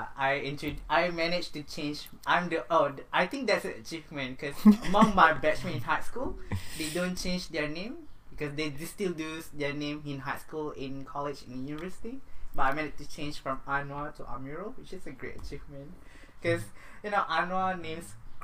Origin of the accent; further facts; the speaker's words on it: Langkawi, Kedah, Malaysia; moved away as an adult; now in New Zealand; I'm from Malaysia, Langkawi